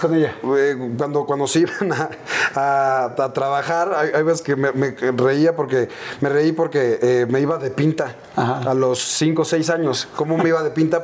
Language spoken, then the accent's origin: Spanish; Mexico City, Mexico; crecimos, nuestra infancia fue en la Aéreos de Chulubusco ahí en la Viga y Ermita.